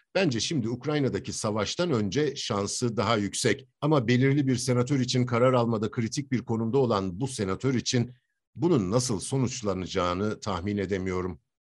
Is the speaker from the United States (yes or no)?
yes; United States; Atlantikçi Amerikalıyım